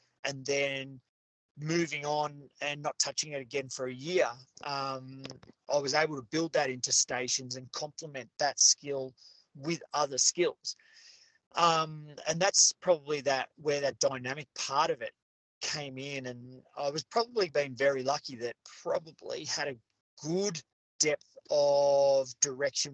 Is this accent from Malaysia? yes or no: no; Australia; where we are now as Australian educators